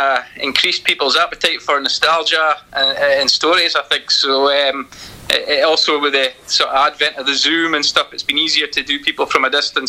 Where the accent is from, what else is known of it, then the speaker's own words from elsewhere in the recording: Macduff, Scotland, United Kingdom; also born or lived in Ladysbridge; I'm based up in what's actually Ladysbridge now, but just outside Banff. I'm from Macduff in Banff, so been involved in football since I was able to walk, basically, but around here.